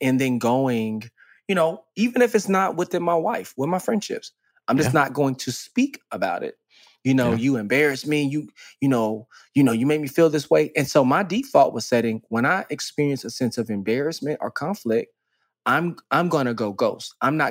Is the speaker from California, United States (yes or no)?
no; Dallas, Texas, United States; I grew up in Dallas, Texas.